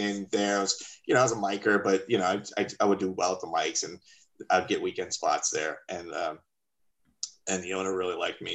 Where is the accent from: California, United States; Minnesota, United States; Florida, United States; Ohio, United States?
Florida, United States; Miami; I am from Miami